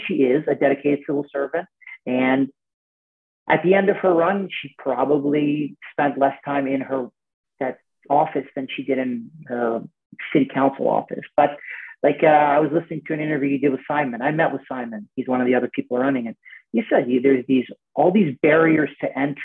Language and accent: English; Canada; as a Canadian, I'm a tennis player